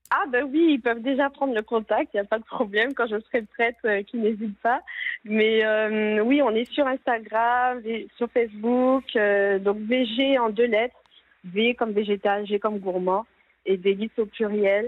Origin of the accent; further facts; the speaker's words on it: Guadeloupe; chez nous en Guadeloupe